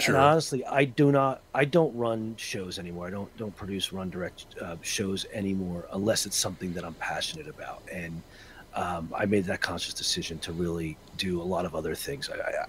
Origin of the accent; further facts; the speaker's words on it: New Jersey, United States; Growing up in Northern New Jersey, Roman Catholic, you can't be at your adulthood.